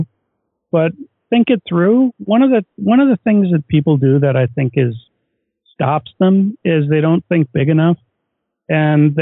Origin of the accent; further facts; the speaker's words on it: Oshkosh, Wisconsin, United States; moved away; also born or lived in Kirkland, Washington; I grew up in Oshkosh, Wisconsin, home of the EAA